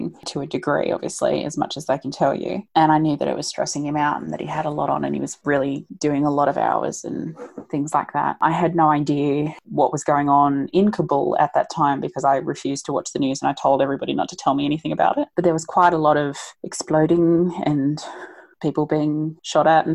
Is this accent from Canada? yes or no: no; Australia; we're Australian